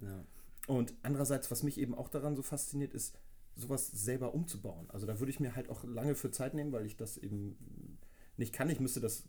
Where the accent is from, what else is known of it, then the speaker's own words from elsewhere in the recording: Hamburg, Germany; ich komme aus Hamburg